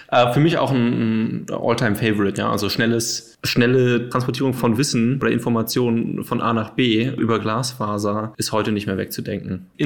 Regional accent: Hesse, Germany; ich bin ja auch äh, aus der Gegend von Frankfurt, wenn mich jetzt jemand fragen würde, warum bist du stolz darauf, äh, aus der Gegend äh, zu kommen

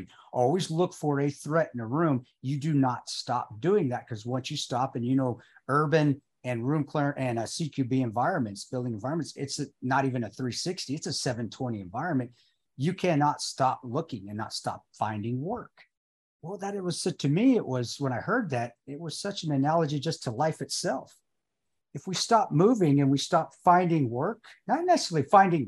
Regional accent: Alamosa, Colorado, United States; I grew up in Alamosa, Colorado.

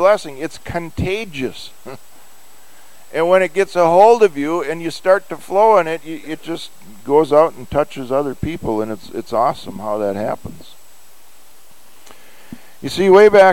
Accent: United States; we have as Americans

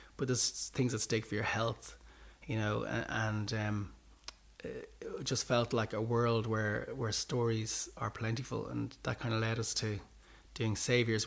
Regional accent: Ireland; as Irish people

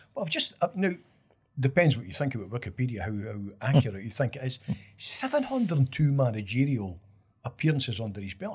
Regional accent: Scotland, United Kingdom; as a Scottish kind of football snob

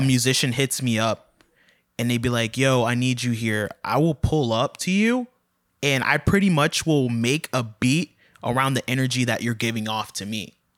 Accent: Largo, Florida, United States; also born or lived in St. Petersburg, Florida / Tallahassee, Florida; I was born in Saint Petersburg, but lived in Largo, Largo, Clearwater area most of my life

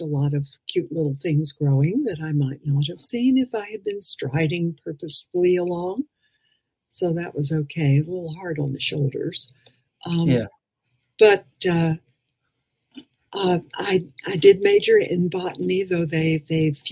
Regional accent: New York City, New York, United States; accent: Midwestern; also born or lived in Harlem, New York / Ohio; now in Oklahoma, United States; I grew up in Far Rockaway

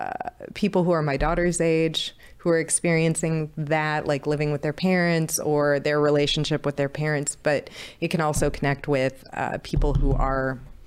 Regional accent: St. Louis, Missouri, United States; in just by being out of this, out of St. Louis, kind of out of my

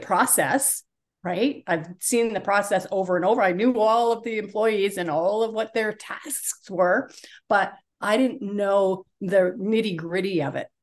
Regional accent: Toronto, Ontario, Canada; I grew up in Toronto, in Canada

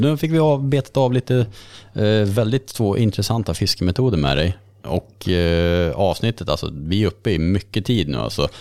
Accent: Karlsborg, Västra Götaland, Sweden; Jag dök mycket i Vättern när jag var uppvuxen i Karlsborg

